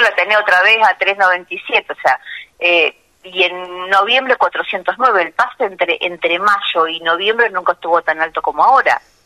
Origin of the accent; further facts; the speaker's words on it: Bigand, Santa Fe, Argentina; moved away; nací en Vigán